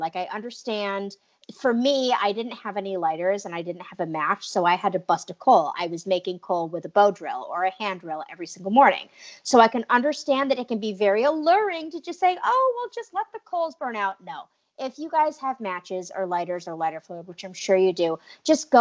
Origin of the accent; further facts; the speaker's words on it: New England, United States; also born or lived in Arizona; I grew up in New England